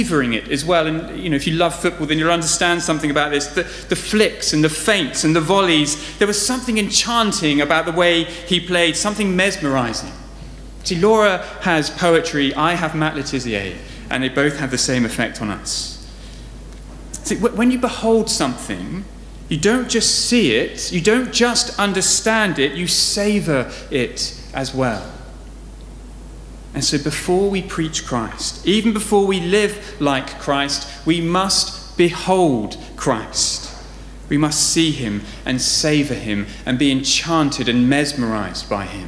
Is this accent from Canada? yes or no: no; Southampton, South East England, United Kingdom; I grew up in Southampton, just down the road